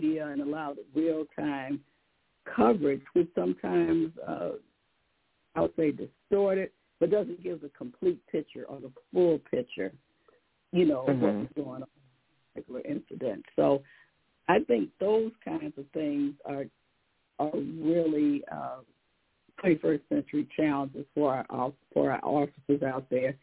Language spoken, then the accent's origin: English; Detroit, Michigan, United States; my hometown, Detroit